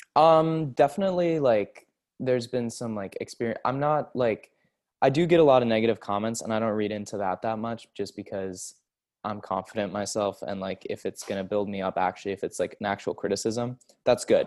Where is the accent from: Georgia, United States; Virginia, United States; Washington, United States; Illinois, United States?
Washington, United States; Seattle; I'm from Seattle